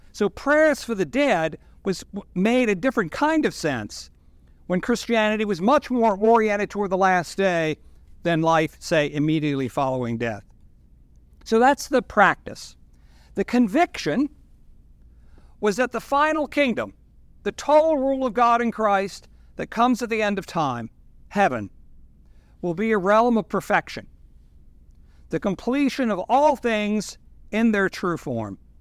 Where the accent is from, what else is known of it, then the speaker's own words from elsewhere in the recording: Norfolk, Virginia, United States; moved away as an adult; now in Washington, DC, United States; I'm from Norfolk. I'm a proud nineteen sixty-nine graduate of Great Bridge High School.